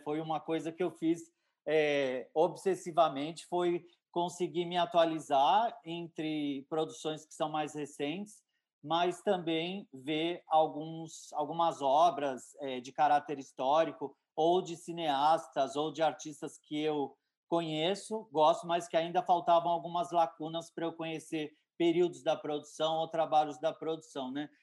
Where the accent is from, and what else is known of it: Santos, São Paulo, Brazil